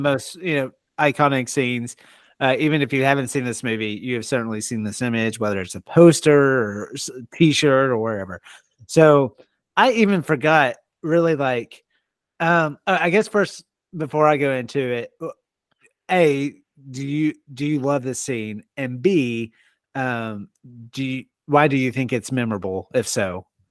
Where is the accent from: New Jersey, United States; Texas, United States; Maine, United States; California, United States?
Texas, United States; Longview; moved away as an adult; now in Oklahoma, United States; I grew up in Texas.